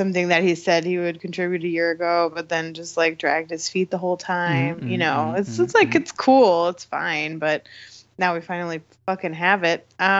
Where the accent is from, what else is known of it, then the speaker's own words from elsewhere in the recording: Ohio, United States; we're from Ohio